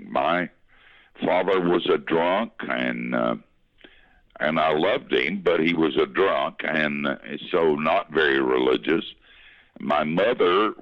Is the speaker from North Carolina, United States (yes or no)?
yes; Asheville, North Carolina, United States; moved away; I grew up in Asheville on the wrong side of the tracks in West Asheville